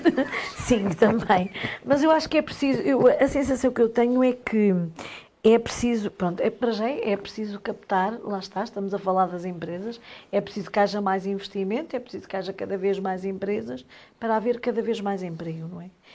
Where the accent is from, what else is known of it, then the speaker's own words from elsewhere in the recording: Aveiro, Aveiro District, Portugal; moved away as an adult; now in Trás-os-Montes, Portugal; Eu também sou da Aveiro, vim para cá, porque vim atrás do meu marido